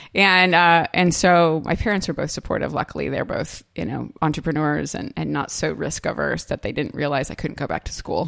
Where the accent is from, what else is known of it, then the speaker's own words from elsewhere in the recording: California, United States; moved away as an adult; also born or lived in Orange County; now in Charleston, United States; I grew up in California